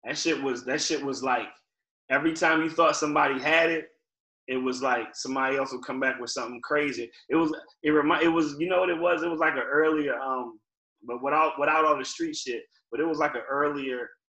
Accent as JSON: {"language": "English", "region": "Virginia", "country": "United States", "said": "So I didn't sound like I was from Virginia, but I wanted people to know, like, you know, we got a hip-hop scene here too."}